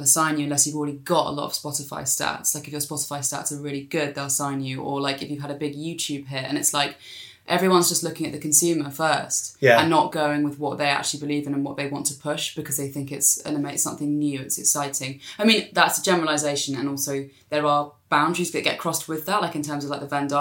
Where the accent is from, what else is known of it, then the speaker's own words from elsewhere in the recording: South East England, United Kingdom; south of London, like, as in south of London, not South London.